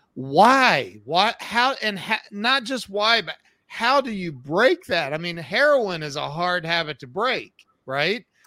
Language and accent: English; Ohio, United States; I'm from Ohio